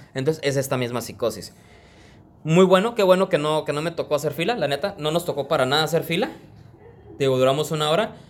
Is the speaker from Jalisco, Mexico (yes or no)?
no; Tijuana, Baja California, Mexico; yo soy de aquí, de Tijuana